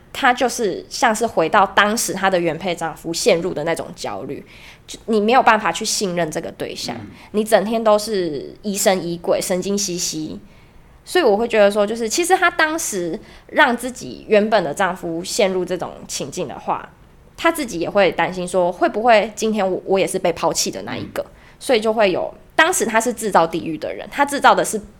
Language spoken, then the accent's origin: Chinese; Kaohsiung, Taiwan; 我来自高雄